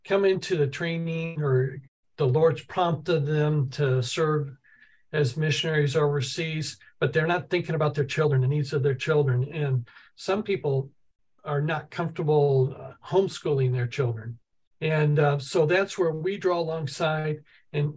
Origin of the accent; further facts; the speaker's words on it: St. Louis, Missouri, United States; moved away as an adult; also born or lived in Brazil; I grew up in St. Louis, Missouri. I'm a city kid